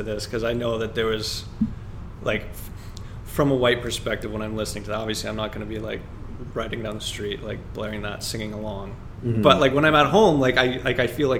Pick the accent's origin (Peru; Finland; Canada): Canada; as a Canadian